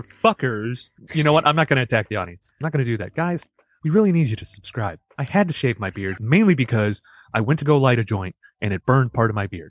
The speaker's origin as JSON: {"language": "English", "town": "Chicago", "region": "Illinois", "country": "United States", "said": "I'm from originally from Chicago."}